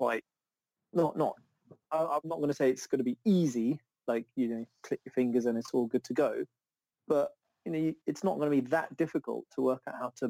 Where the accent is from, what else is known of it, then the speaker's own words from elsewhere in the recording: Zambia; now in United Kingdom; I was born in Zambia, go back quite a lot, and I haven't been back in a while